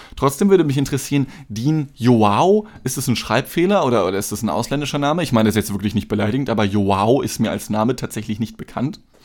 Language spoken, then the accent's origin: German; Germany; ich bin halt in Deutschland geboren